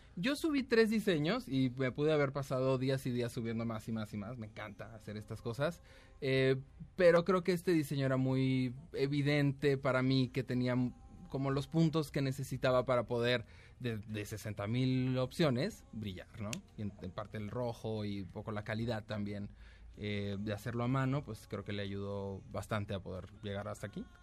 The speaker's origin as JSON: {"language": "Spanish", "country": "Mexico", "said": "somos mexicanos"}